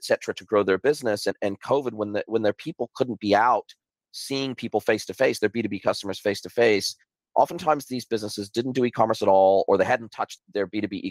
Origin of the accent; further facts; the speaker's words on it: Southern California, United States; moved away as an adult; now in New Zealand; I grew up in Southern California, and I was already living on my own at this stage